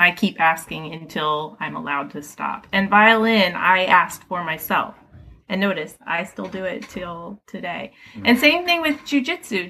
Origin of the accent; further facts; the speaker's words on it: Philadelphia, Pennsylvania, United States; I grew up right here in Philadelphia. I grew up in West Philly, actually, over by Penn and Drexel